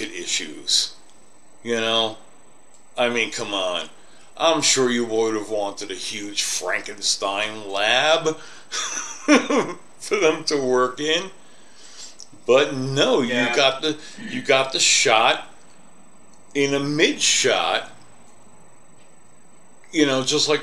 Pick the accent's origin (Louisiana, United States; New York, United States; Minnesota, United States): New York, United States; now in Colorado Springs, United States; I'm kind of a city snob. I come from New York. I'm in Colorado Springs now